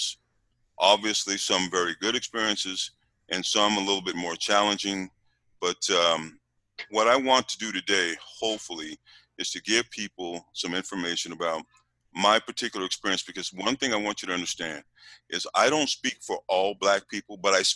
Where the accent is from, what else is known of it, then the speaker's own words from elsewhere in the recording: Utah, United States; also born or lived in California; I am originally from Utah. I'm the first child in my family who was born here in Utah